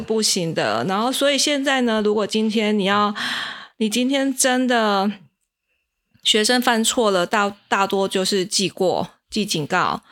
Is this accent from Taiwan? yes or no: yes; Kaohsiung, Taiwan; moved away as an adult; now in Tainan, Taiwan; 像我是高雄人，像我们高雄以前就会